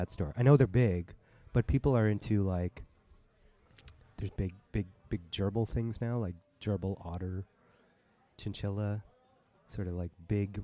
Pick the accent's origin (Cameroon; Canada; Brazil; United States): Canada; Toronto, Ontario; as a kid in the Chinese restaurants growing up in Toronto